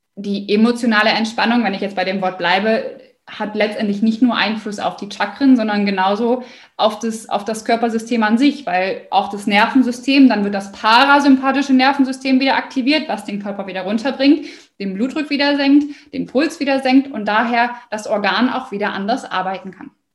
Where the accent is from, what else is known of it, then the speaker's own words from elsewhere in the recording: Osnabrück, Lower Saxony, Germany; ich komme aus Osnabrück